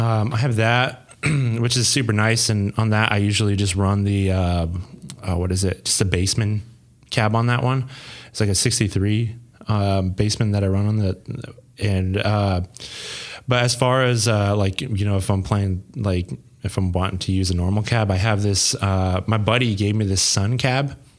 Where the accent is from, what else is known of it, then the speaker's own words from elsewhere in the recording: Montana, United States; also born or lived in Troy, Ohio; now in Ohio, United States; I'm originally from Montana